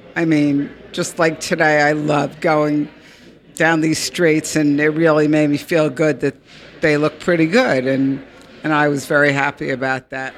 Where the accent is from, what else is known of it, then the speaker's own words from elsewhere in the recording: Newark, New Jersey, United States; now in Montclair, United States; I uh, live in Montclair now, but I grew up in Newark. I lived there till 1968